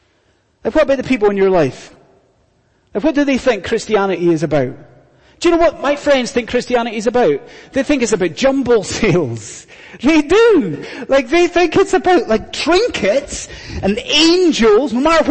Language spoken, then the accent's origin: English; Scotland, United Kingdom; I've done it once, and as a Scottish Highlander, I withered.